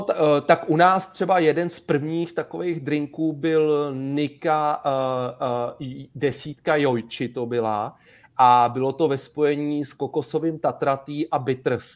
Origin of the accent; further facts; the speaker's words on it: Sedlčany, Central Bohemian Region, Czechia; pocházím ze Sedlčan